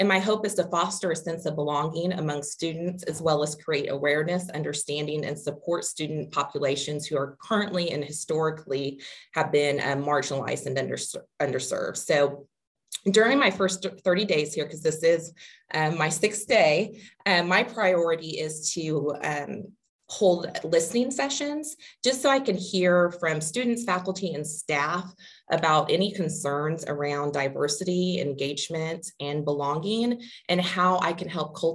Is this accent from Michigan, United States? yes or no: no; Wichita, Kansas, United States; am originally from Wichita, Kansas, so not far from here. Um, born and raised, I um, completed my bachelor's degree at Wichita State